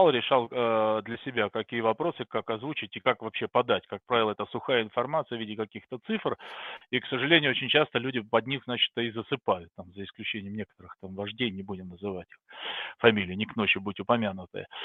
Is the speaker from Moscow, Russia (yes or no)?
no; Saint Petersburg, Russia; now in Austria; родился и вырос в Петербурге, а потом переехал на проживания в Австрию, где сейчас, собственно говоря, и достаточно давно уже проживаю.